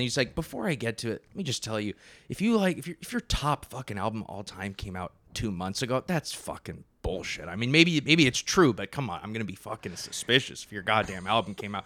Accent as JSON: {"language": "English", "town": "Napa", "region": "California", "country": "United States", "said": "I'm from Napa, California"}